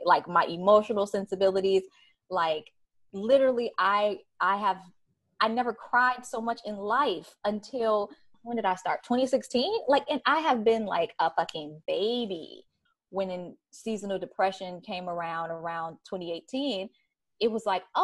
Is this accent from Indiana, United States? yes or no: no; Chicago, Illinois, United States; moved away; also born or lived in New York; I'm from Chicago